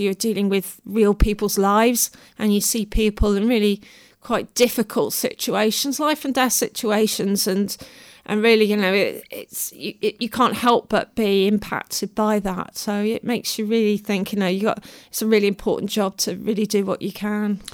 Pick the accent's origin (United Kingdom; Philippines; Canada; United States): United Kingdom; Devon, South West England; moved away; also born or lived in London; I grew up in Devon